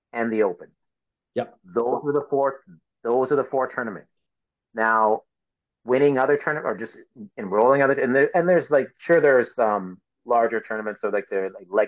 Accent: Canada; being a Canadian

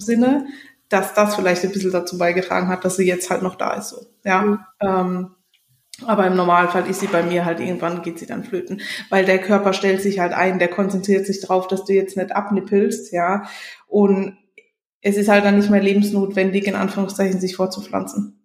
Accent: Germany; moved away; bei uns in Deutschland

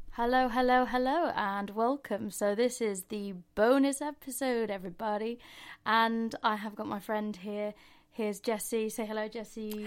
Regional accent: Mansfield, East Midlands, United Kingdom; moved away as an adult; now in London, United Kingdom; we're both from Mani T, as we call it

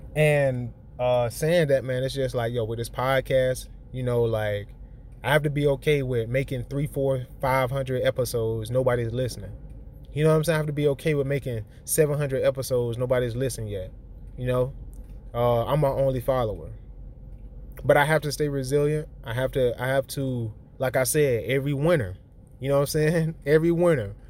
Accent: the South, United States; I'm from the South

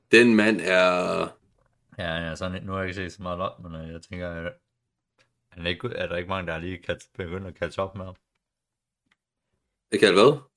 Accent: Denmark; når jeg snakker, så ved jeg aldrig, at jeg er fra Danmark.

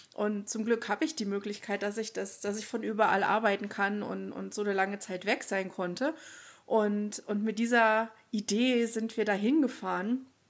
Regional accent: Thuringia, Germany; also born or lived in Munich; now in United States; bei uns in Thüringen

